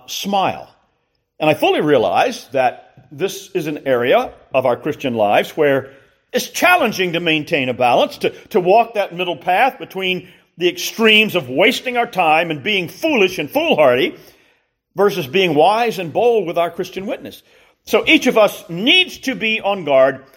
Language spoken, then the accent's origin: English; Columbia, South Carolina, United States; growing up in Columbia, South Carolina, in the mid-60s and into the early 70s